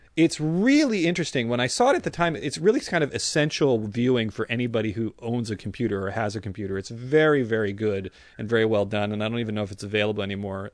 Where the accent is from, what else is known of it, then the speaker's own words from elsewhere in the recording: San Francisco Bay Area, California, United States; now in Los Angeles, United States; I grew up in the San Francisco Bay Area with you